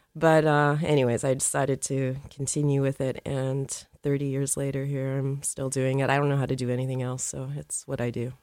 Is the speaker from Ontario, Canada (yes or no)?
no; Calgary, Alberta, Canada; I grew up in Calgary. I was born in Calgary, Alberta